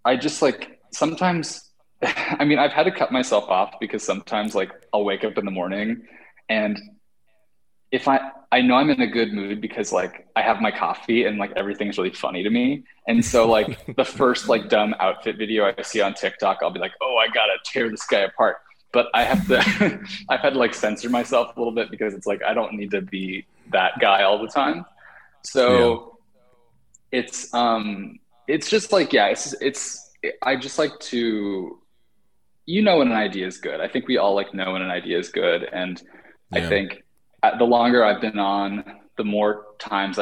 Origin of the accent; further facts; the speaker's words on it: West Coast, United States; also born or lived in New York; now in Los Angeles, United States; I'm from the West Coast